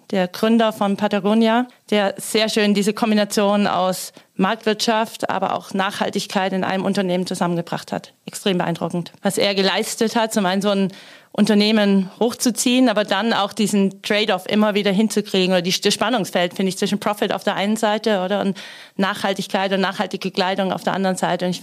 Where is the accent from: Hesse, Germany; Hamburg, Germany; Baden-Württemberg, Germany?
Baden-Württemberg, Germany; ich komme aus Stuttgarter Gegend, da braucht man auch einen Bosch-Motor dann.